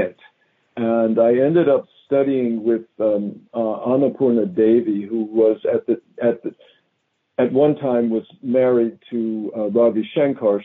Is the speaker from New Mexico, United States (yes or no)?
no; Philadelphia, Pennsylvania, United States; moved away; I grew up in Philadelphia.